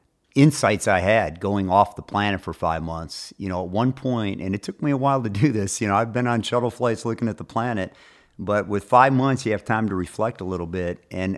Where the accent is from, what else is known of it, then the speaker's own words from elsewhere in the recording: Michigan, United States; I am from Michigan.